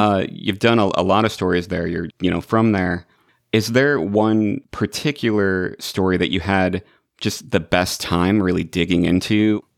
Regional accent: Illinois, United States; now in Los Angeles, United States; I'm in Los Angeles, but I grew up in Illinois

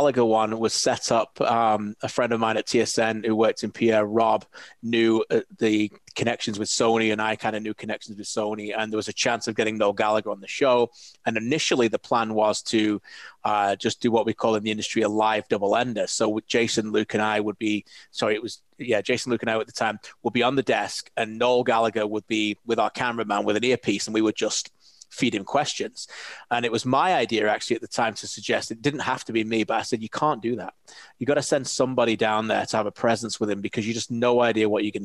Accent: Preston, North West England, United Kingdom; moved away as an adult; now in Canada; I'm from Preston, a couple of Northwest lads.

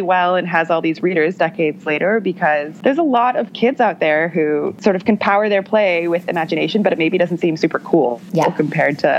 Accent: Milwaukee, Wisconsin, United States; I grew up in the Milwaukee area

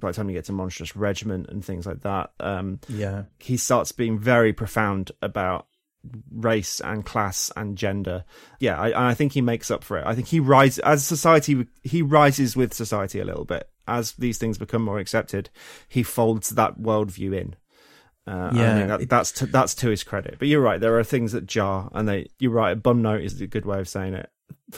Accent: England, United Kingdom; because I grew up in the English countryside.

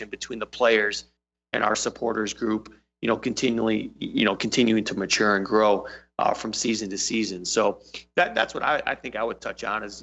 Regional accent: Michigan, United States; also born or lived in Seattle / England / Ann Arbor; I'm originally from Michigan

